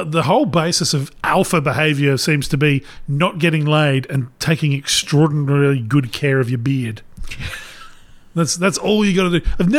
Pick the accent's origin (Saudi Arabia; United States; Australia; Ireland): Australia; Adelaide, South Australia; We're from Adelaide.